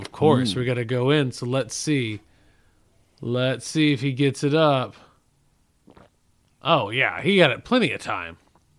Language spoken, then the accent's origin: English; Texas Panhandle, United States; We're the last remaining Texans.